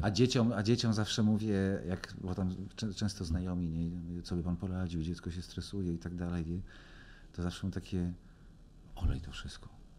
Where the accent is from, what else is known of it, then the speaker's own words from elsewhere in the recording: Legnica, Lower Silesian Voivodeship, Poland; jestem z Legnicy